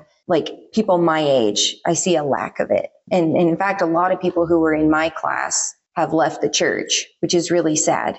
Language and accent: English; Hoxie, Kansas, United States; I grew up here in Hoxie